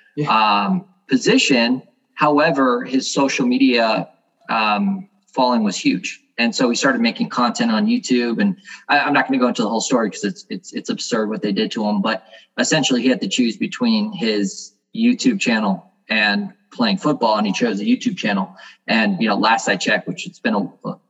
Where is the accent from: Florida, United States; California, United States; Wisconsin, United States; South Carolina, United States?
Florida, United States; South; my hometown where I grew up. He used to work out at the gym over there down in South Florida.